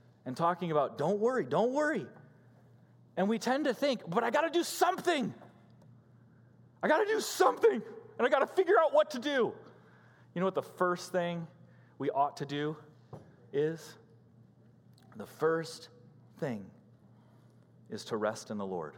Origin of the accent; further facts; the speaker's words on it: Illinois, United States; moved away; Growing up in Illinois